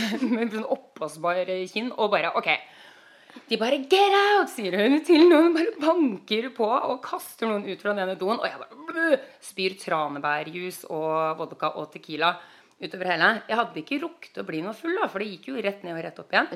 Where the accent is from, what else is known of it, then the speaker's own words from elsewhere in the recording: Norway; moved away as an adult; now in United States; jeg er norsk